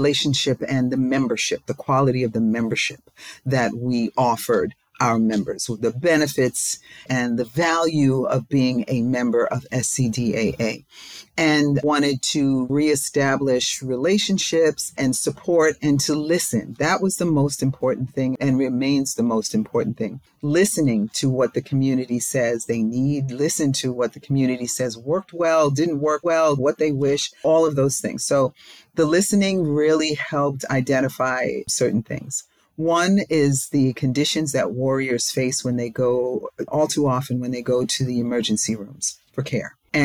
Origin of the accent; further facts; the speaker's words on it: New York, United States; now in Maryland, United States; I'm not from Maryland, I'm from New York